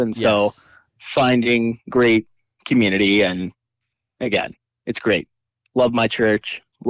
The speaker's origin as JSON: {"language": "English", "town": "International Falls", "region": "Minnesota", "country": "United States", "said": "I'm from International Falls, Minnesota."}